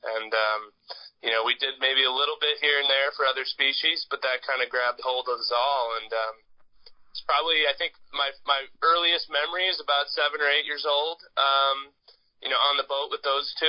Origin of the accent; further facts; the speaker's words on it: Wisconsin, United States; born and raised in Wisconsin, the great state of musky